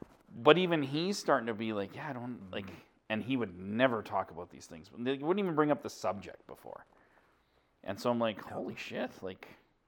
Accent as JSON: {"language": "English", "region": "Alberta", "country": "Canada", "tie": "born or raised there", "said": "I was born anybody born and raised in Alberta. I'm just like you, born and raised here."}